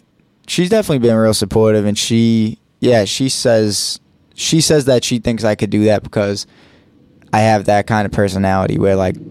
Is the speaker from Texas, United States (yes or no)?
no; Boston, Massachusetts, United States; East Boston.